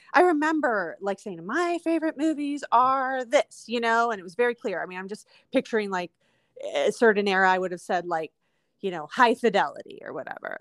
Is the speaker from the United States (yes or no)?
yes; Windsor Heights, United States; also born or lived in Waterbury Road neighborhood / Mexico; I grew up in Windsor Heights